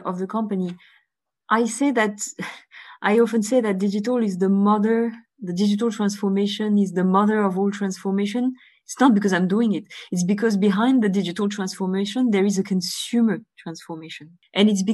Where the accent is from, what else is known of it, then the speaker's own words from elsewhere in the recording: Bulgaria; moved away; I was born in Bulgaria